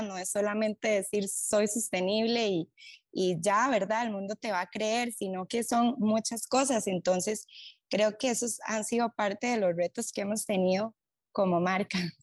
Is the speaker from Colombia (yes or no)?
no; Costa Rica; en Costa Rica, en nuestro país